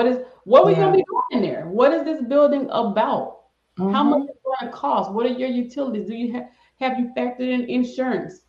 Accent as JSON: {"language": "English", "region": "the South", "country": "United States", "said": "I'm from the South"}